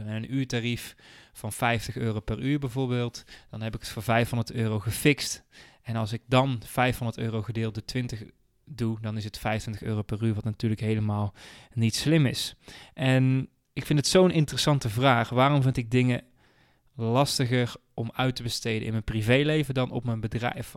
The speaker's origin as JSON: {"language": "Dutch", "town": "'s-Hertogenbosch", "region": "North Brabant", "country": "Netherlands", "tie": "born or raised there", "moved": "as an adult", "lives_now": "Venlo, Netherlands", "said": "ik kom oorspronkelijk uit Den Bosch. Ik heb daar bijna 30 jaar gewoond."}